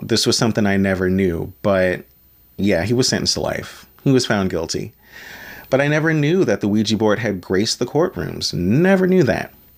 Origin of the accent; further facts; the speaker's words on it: Maryland, United States; as a fellow Marylander born and bred myself